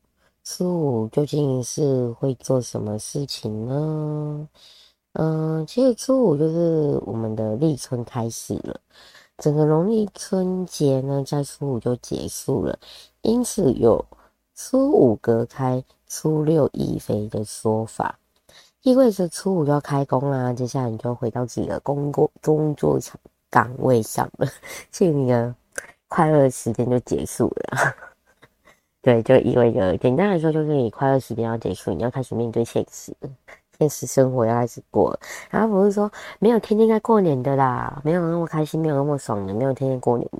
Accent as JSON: {"language": "Chinese", "region": "southern Taiwan", "country": "Taiwan", "said": "对，诶，对耶，好像我们都是吃菠菜。我是南部人，对，好像吃菠菜比较多一点。"}